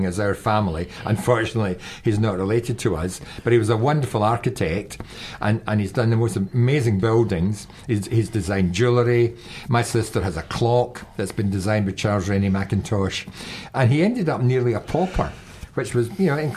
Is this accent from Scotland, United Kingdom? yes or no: yes; Glasgow, Scotland, United Kingdom; now in Dunedin, New Zealand; they were songs that we sang as kids, you know, growing up in Glasgow